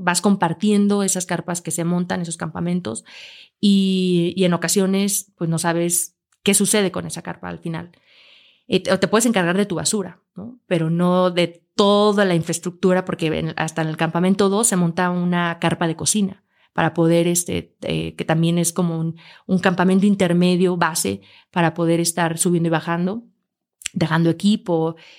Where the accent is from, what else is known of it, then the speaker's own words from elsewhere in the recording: Aguascalientes, Mexico; yo nací en Aguascalientes